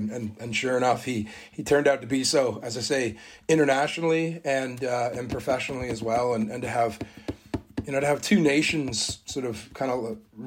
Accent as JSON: {"language": "English", "country": "Canada", "tie": "born or raised there", "said": "where I was sort of raised, not born, but raised, spent my whole life there, played all my junior rugby there"}